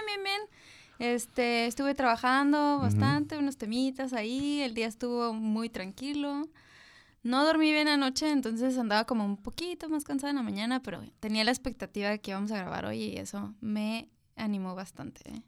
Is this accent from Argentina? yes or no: no; Tijuana, Baja California, Mexico; also born or lived in Mexico City; soy una mujer de 32 años que nació en la Ciudad de México. Siempre me he definido como una chilanga orgullosa, pero llegué aquí desde los 9 años, entonces soy de Tijuana